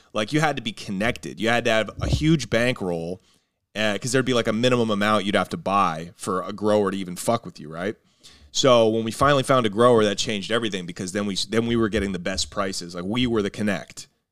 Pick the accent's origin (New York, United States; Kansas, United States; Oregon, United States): Oregon, United States; Portland; I'm from Portland